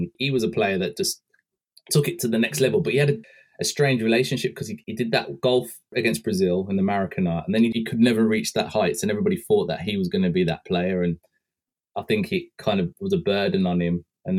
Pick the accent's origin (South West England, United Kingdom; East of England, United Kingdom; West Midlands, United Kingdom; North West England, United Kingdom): West Midlands, United Kingdom; Birmingham; born or raised there